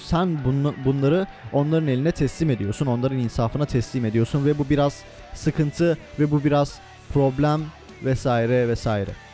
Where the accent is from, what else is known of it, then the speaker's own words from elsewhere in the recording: Turkey; Almanya'da ben Türk'üm